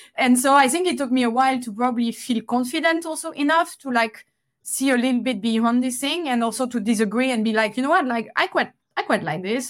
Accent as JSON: {"language": "English", "town": "Toulouse", "region": "Occitania", "country": "France", "tie": "born or raised there", "moved": "yes", "said": "back in France, back in Toulouse, my, my hometown"}